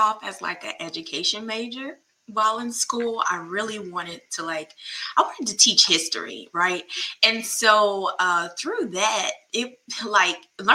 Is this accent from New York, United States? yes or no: no; North Augusta, South Carolina, United States; moved away as an adult; now in Hopkins, United States; I'm originally from North Augusta, South Carolina